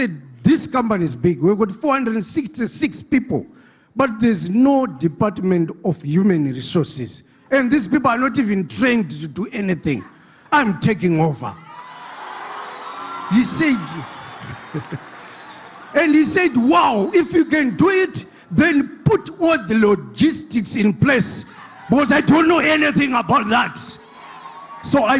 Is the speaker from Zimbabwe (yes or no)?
yes; Zimbabwe; moved away as an adult; now in Mpumalanga, South Africa; I'm from Zimbabwe